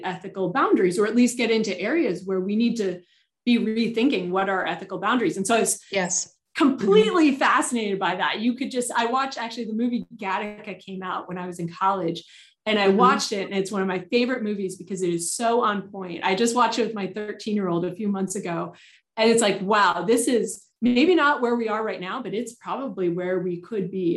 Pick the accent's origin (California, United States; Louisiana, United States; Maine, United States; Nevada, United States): California, United States; Southern; I grew up in Southern California